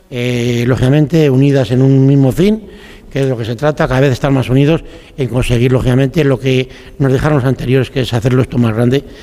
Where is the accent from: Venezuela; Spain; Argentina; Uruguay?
Spain; Galicia; Yo se me acuerdo cuando era pequeña en mi tierra, volví a Galicia y, y hablábamos siempre de clarete.